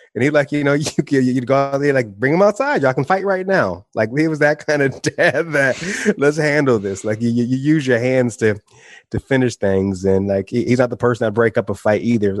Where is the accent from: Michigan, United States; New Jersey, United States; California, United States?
Michigan, United States; Jackson; moved away as an adult; also born or lived in Seville, Spain / Fort Lauderdale, Florida; I got a job in my factory, in, in the factory in my hometown back in Jackson